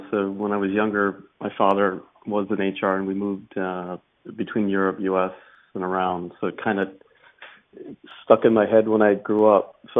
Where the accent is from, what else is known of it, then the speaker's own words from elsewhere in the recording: New York, United States; also born or lived in Chiswick / Surrey; In the US, I come from New York originally.